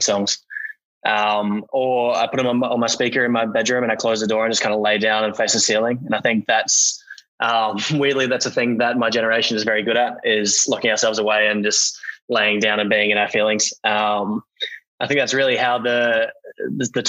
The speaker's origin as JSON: {"language": "English", "country": "Australia", "tie": "born or raised there"}